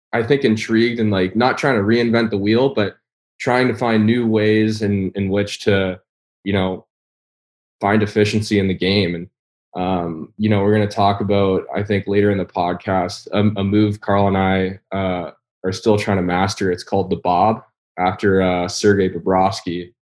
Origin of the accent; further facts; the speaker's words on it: Toronto, Ontario, Canada; moved away as an adult; also born or lived in Michigan / Minnesota; if you were a skiing family, uh, in Toronto